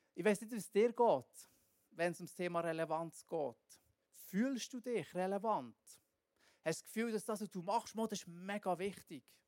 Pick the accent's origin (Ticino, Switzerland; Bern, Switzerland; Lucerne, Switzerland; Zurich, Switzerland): Bern, Switzerland; wir hier so als Berner